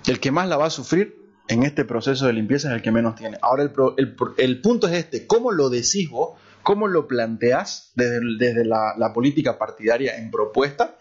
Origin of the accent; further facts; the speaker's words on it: Bolivia; also born or lived in Santa Cruz; recordar nuestras, nuestras raíces, nuestra esencia, eh, como, como bolivianos